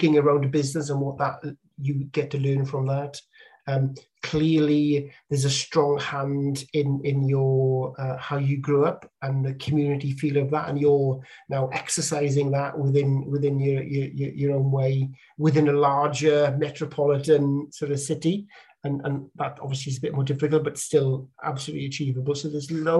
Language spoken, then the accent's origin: English; Bridgend, Wales, United Kingdom; moved away; the town I grew up in Bridgend, South Wales